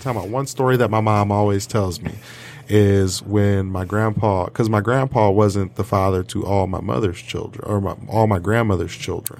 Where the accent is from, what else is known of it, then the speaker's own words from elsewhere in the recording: Detroit, Michigan, United States; also born or lived in Colorado; now in Detroit, United States; I grew up in Detroit a little